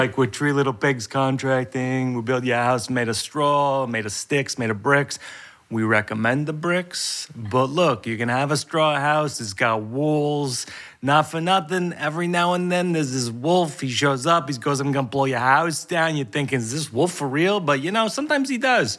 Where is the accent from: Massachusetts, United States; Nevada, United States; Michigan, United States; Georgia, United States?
Massachusetts, United States; moved away; I grew up in Massachusetts, which is a state that's made of mildew.